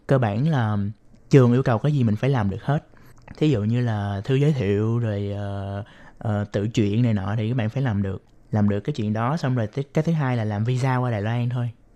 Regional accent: Ho Chi Minh City, Vietnam; moved away as an adult; now in Taiwan; Em đến từ thành phố Hồ Chí Minh của Việt Nam

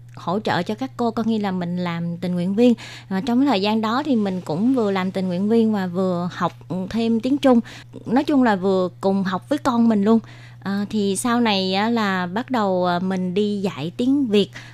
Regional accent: Vietnam; moved away as an adult; now in Taoyuan, Taiwan; đến từ Việt Nam, à, mình đến Đài Loan được 20 năm rồi

